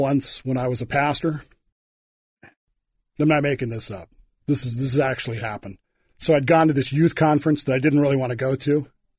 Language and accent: English; Oklahoma, United States; growing up in Oklahoma, man. With parents from the 40s.